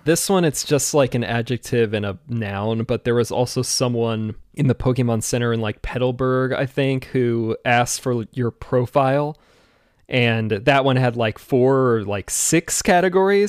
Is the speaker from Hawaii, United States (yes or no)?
no; Washington, United States; I'm from Washington State